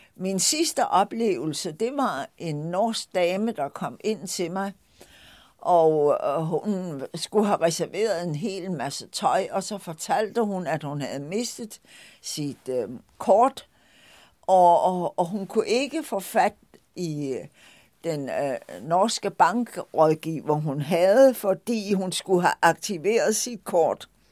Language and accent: Danish; Lolland, Zealand, Denmark; also born or lived in Nørrebro, Copenhagen; now in Copenhagen, Denmark; den landsby på Lolland, hvor jeg stammer fra